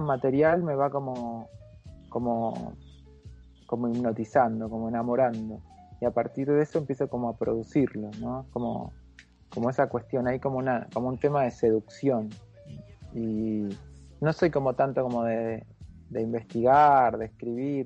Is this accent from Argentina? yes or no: yes; Mercedes, Buenos Aires Province, Argentina; el centro polivalente de arte que había en la ciudad de Mercedes, donde yo nací